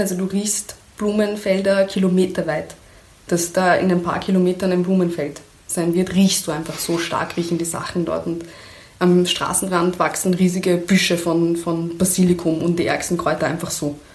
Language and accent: German; Iran; moved away; also born or lived in Kermanshah / Tuyserkan / Mahallat; meine schönsten Erinnerungen an meine Kindheit im Iran